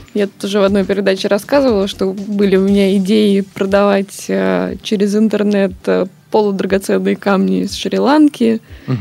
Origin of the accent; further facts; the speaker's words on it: Tallinn, Harju County, Estonia; moved away as an adult; now in Saint Petersburg, Russia; Я просто сама из Сталина